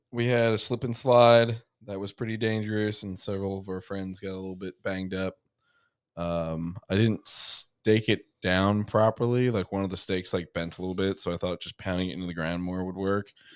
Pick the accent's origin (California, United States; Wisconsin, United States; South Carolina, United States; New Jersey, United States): New Jersey, United States; moved away; a bunch of people I grew up with in New Jersey